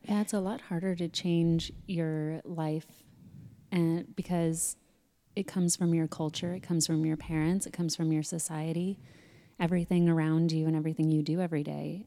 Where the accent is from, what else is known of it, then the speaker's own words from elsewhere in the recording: Sedona, Arizona, United States; growing up in Sedona